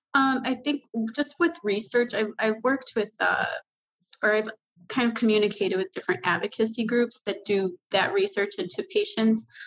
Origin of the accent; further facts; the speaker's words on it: Chicago, Illinois, United States; moved away as an adult; now in Wisconsin, United States; I was actually a Chicago native